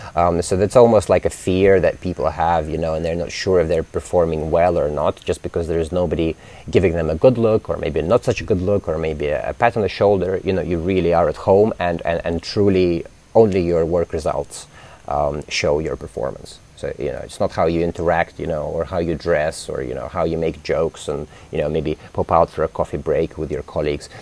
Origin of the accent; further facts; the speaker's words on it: London, United Kingdom; moved away as an adult; now in Indonesia; I grew up in London